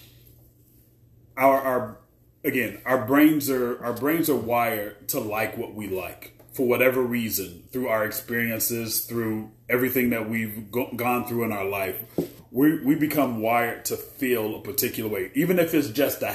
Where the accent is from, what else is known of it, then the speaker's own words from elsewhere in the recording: United States; I live in the U.S. I'm an American